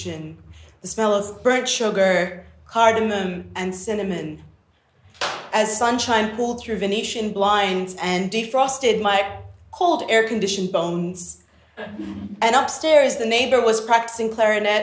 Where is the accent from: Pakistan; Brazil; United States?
Pakistan; growing up in the Islamic Republic of Pakistan